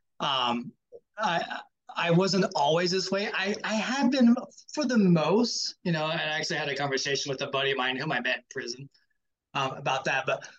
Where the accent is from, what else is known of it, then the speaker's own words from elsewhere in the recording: the Bible Belt, the South, United States; Growing up in the Bible Belt